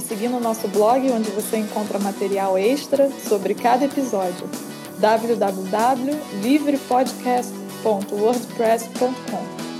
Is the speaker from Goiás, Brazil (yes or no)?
no; São Paulo, Brazil; eu sou paulista